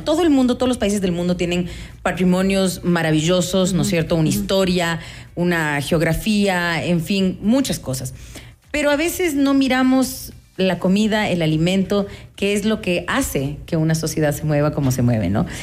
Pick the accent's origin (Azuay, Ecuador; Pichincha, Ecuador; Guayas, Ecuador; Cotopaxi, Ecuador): Pichincha, Ecuador; Quito; qué platos nos definen como quiteños